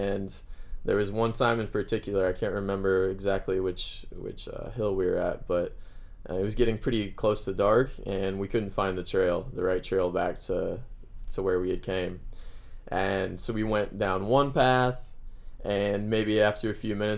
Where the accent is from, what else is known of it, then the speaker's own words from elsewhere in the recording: Missouri, United States; moved away as an adult; now in Santiago, Chile; I'm from the Midwest in the U.S. where it's pretty flat.